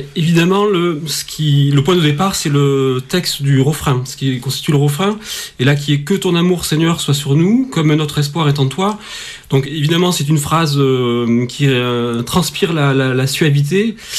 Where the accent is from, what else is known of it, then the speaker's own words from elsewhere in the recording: Toulouse, Occitania, France; also born or lived in Paris; je suis toulousain, j'ai travaillé au conservatoire de Toulouse avant d'aller à Paris